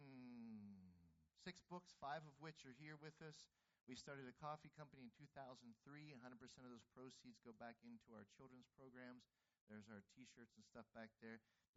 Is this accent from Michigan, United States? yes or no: no; Pittsburgh, Pennsylvania, United States; I'm from Pittsburgh.